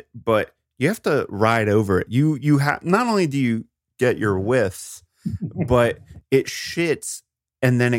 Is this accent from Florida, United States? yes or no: no; outside Philadelphia, Pennsylvania, United States; I grew up outside Philly